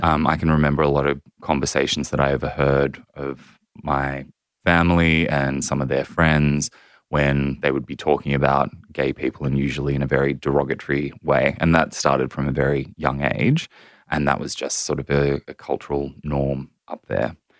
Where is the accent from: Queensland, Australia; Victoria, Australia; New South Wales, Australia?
New South Wales, Australia; Central Coast; I grew up on the central coast of New South Wales